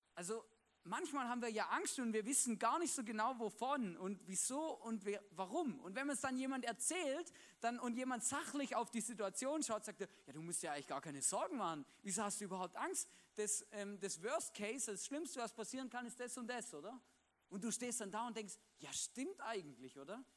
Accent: Swabia, Baden-Württemberg, Germany; now in Vorarlberg, Austria; da, wo ich aufgewachsen bin, im Schwabenländle

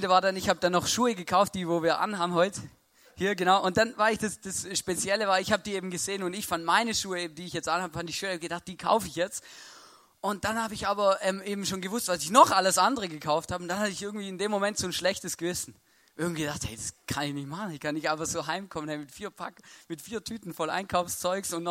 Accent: Baden-Württemberg, Germany; und ich bin Schwabe und, und Deutsch und auf eine Weise erzogen worden

